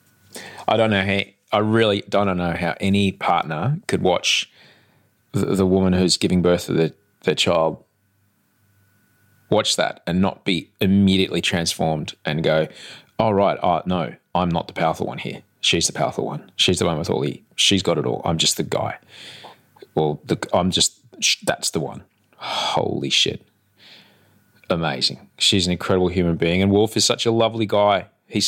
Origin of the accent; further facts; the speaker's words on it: Sydney, New South Wales, Australia; I'm from Sydney, Australia, but right now I'm in Melbourne, Australia